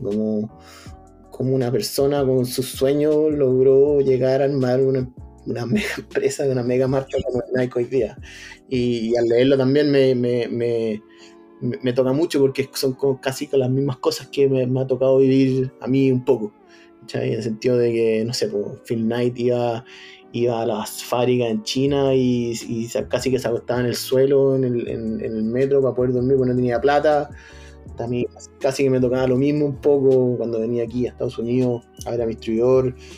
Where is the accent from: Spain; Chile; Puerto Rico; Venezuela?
Chile; moved away as an adult; now in California, United States; tenemos un país maravilloso que es para disfrutarlo, Chile